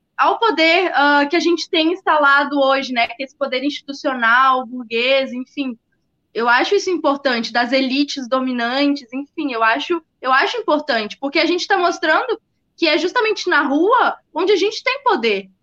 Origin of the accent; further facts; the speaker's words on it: Porto Alegre, Rio Grande do Sul, Brazil; eu sou de Porto Alegre